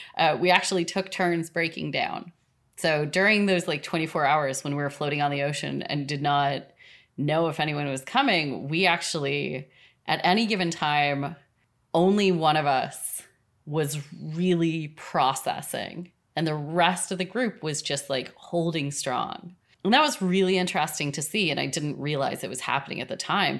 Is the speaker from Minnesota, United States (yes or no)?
yes; Minnesota, United States; I grew up in Minnesota.